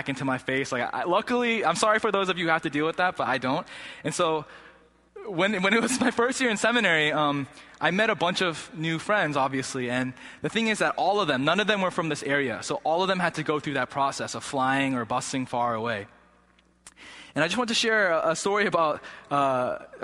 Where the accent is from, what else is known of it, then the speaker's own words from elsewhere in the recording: Massachusetts, United States; I grew up here in Massachusetts. I've been in New England all my life